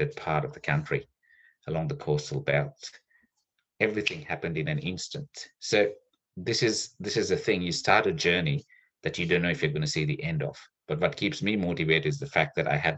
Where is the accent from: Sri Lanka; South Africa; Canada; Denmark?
Sri Lanka; now in Australia; I grew up in Sri Lanka where there was a 30-year civil war